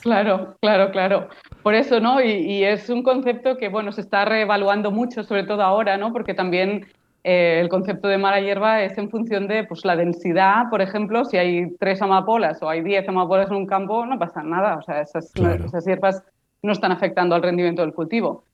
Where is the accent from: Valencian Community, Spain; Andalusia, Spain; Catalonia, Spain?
Catalonia, Spain; Barcelona; Yo soy de Barcelona